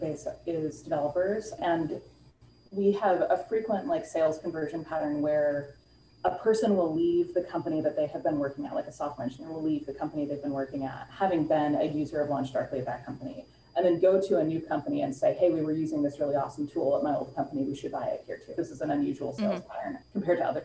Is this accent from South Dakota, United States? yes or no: no; Bay Area, California, United States; born and raised in the Bay Area